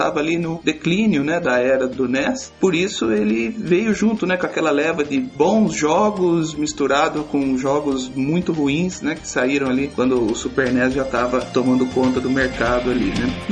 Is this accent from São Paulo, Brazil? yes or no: yes; Cordeirópolis, São Paulo, Brazil; eu tenho 30 anos, sou de Corderópolis, interior de São Paulo.